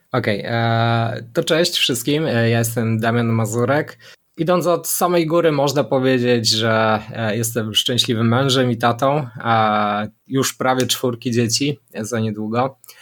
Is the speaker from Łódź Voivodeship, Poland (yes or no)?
no; Szczawnica, Lesser Poland, Poland; ja pochodzę ze Szczawnicy, południa